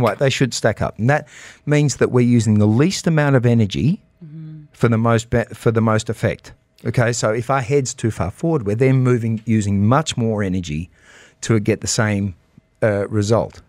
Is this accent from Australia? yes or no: yes; Australia; also born or lived in United States; now in United Arab Emirates; I'm Australian, but I was educated in America